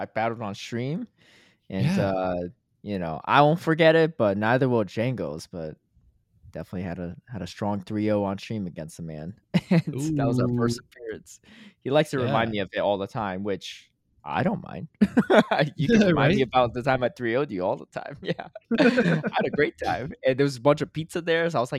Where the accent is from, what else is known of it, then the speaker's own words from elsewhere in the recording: Connecticut, United States; because I grew up in Connecticut, so I'll just visit my mom as well.